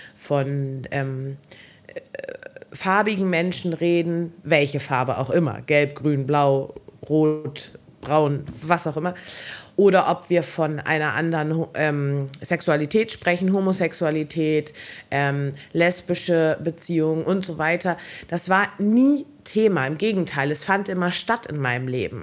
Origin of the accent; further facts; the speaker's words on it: Germany; ich bin halt urdeutsch. Also ich bin in Deutschland geboren